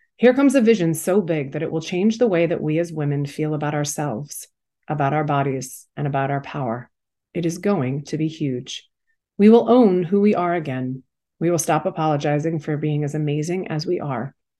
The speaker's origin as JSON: {"language": "English", "region": "Massachusetts", "country": "United States", "moved": "yes", "lives_now": "New York City, United States", "said": "I am from Massachusetts originally"}